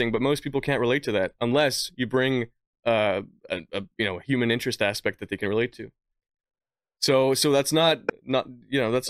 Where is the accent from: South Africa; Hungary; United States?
Hungary; born there; See, I was born in Hungary. My mother's Iranian. I've I have very little.